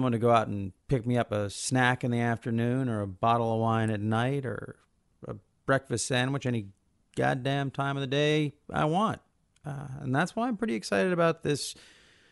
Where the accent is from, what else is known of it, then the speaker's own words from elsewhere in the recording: United States; As an American